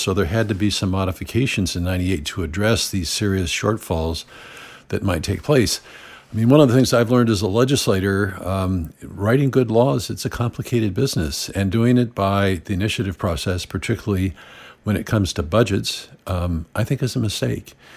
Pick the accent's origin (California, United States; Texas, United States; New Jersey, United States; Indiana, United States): California, United States; Santa Barbara; from my hometown of Santa Barbara